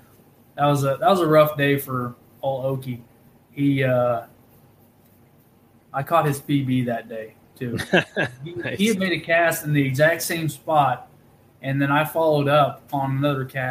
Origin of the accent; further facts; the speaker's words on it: Wichita, Kansas, United States; also born or lived in Anchorage, Alaska; now in Tulsa, United States; I grew up in Kansas, and I see, like, buddies that I grew up with in Wichita